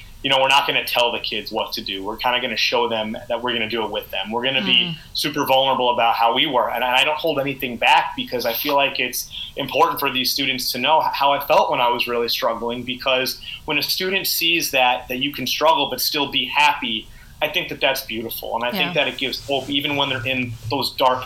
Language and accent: English; United States; Me and my friends, just growing up in the States